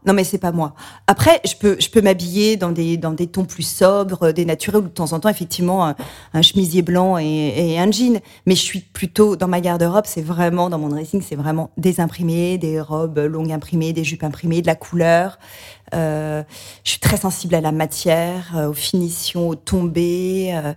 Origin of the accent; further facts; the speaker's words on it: Beaujolais, near Lyon, Auvergne-Rhône-Alpes, France; J'ai grandi dans le Beaujolais, à la campagne près de Lyon